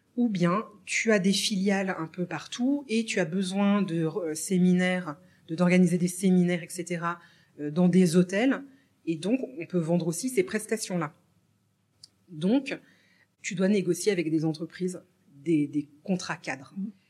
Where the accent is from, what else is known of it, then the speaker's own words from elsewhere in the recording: France; also born or lived in Morocco; je suis née au Maroc d'une maman bah, française qui travaillait dans des missions françaises à travers le monde